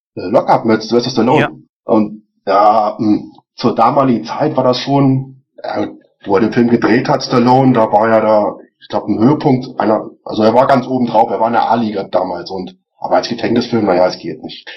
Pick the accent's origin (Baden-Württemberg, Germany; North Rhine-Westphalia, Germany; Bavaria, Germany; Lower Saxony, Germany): Lower Saxony, Germany; Celle; moved away as an adult; now in Regensburg, Germany; ursprünglich komme ich aus Celle, das ist in der Nähe von Hannover.